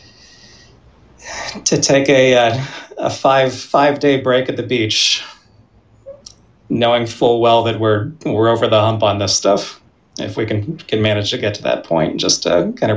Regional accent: Pennsylvania, United States; now in Boston, United States; I grew up in Pennsylvania

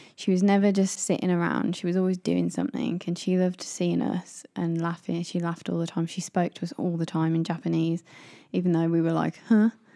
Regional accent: United Kingdom; moved away; as British people

